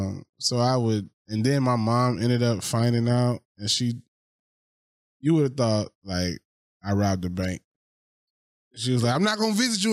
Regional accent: Macon, Georgia, United States; moved away as an adult; now in Los Angeles, United States; I was raised in Macon, Georgia, the heart of Georgia.

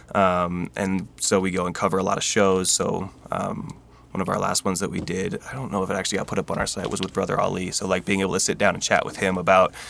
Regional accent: Boise, Idaho, United States; I'm from Boise, Idaho, born and raised

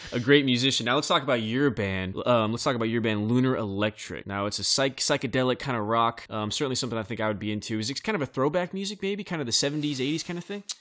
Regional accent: Bakersfield, California, United States; in my hometown, Bakersfield, California

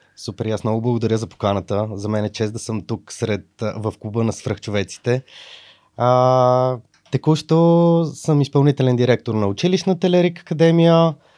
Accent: Sofia, Sofia City, Bulgaria; От София

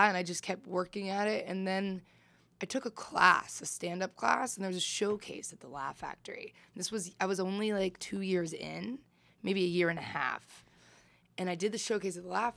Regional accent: Indianapolis, Indiana, United States; I grew up in Indianapolis, Indiana

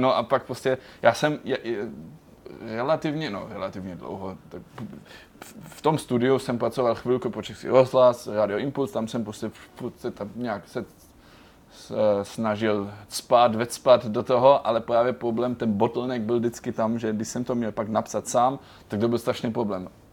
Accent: Germany; moved away as an adult; now in Prague, Czech Republic; jsem celý život žil v Německu

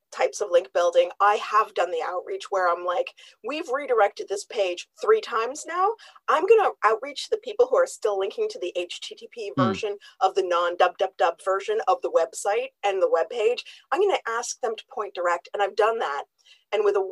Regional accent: Canada; I'm Canadian.

